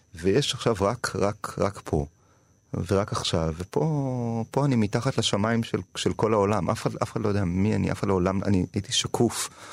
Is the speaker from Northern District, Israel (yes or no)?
no; Tel Aviv, Tel Aviv District, Israel; גדלתי כזה בתיכון של ילדים עשירים. אני באתי ממשפחה מעמד בינוני, רוב הילדים היו יותר עשירים ממני בעירוני ד' בתל אביב